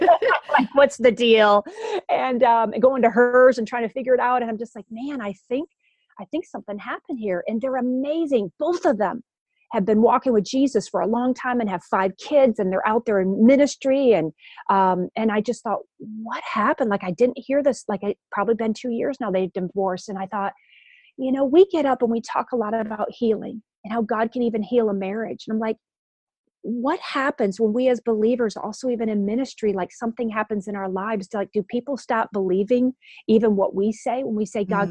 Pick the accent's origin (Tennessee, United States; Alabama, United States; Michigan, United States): Michigan, United States; Grand Rapids; my church when I was growing up in Grand Rapids, Michigan